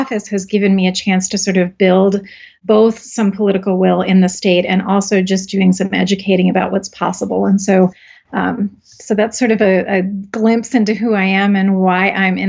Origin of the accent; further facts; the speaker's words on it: Upper Peninsula of Michigan, United States; now in Wyoming, United States; I grew up in the Upper Peninsula of Michigan in what was a post-iron ore mining town.